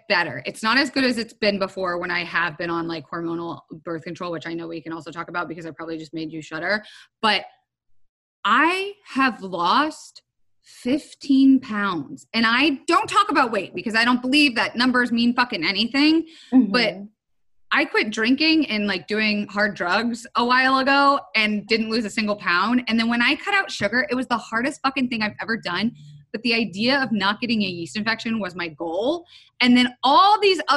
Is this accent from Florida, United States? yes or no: yes; Florida, United States; I am from Florida